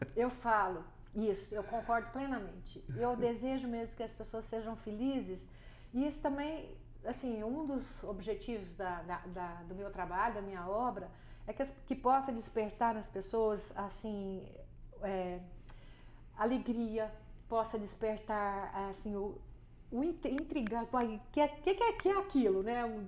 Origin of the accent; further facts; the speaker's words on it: Goiânia, Goiás, Brazil; eu nasci em Goiânia e meus avós foram um dos, dos primeiros habitantes de Goiânia